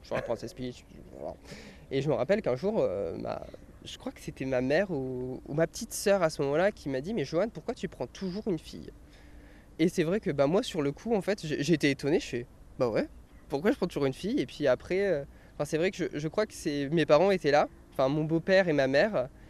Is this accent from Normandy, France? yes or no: no; Orléans, Centre-Val de Loire, France; also born or lived in Tours; je suis né à Orléans